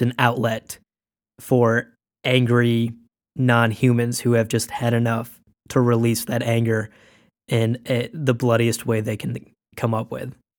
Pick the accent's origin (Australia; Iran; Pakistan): Pakistan; I was born in Pakistan